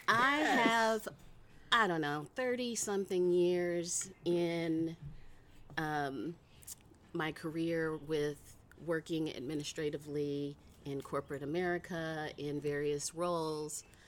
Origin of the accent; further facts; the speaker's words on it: Cleveland, Ohio, United States; moved away as an adult; also born or lived in California; now in Oakland, United States; I was born and raised in Cleveland, Ohio